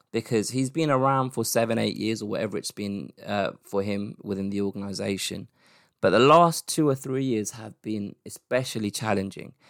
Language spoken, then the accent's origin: English; United Kingdom; as a British M M A fan